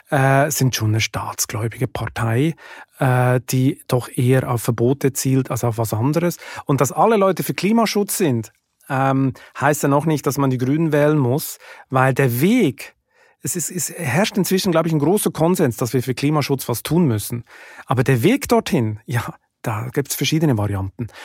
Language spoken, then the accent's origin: German; Hamburg, Germany; born there; German is a second language; ich bin in Hamburg geboren und ich habe eine deutsche Mutter, äh, vier deutsche Verwandte und ich bin mit dem deutschen Spirit aufgewachsen, zumindest im Sommerurlaub bei Oma.